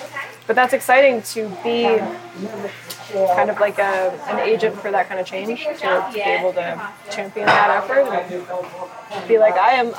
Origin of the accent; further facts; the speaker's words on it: United States; I was born in America